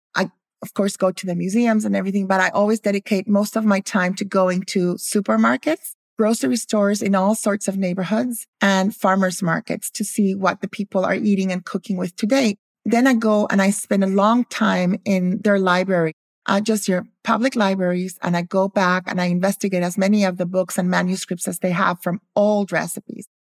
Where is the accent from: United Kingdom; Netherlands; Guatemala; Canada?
Guatemala; also born or lived in Philadelphia, United States; I grew up in Guatemala. I was born in Philadelphia.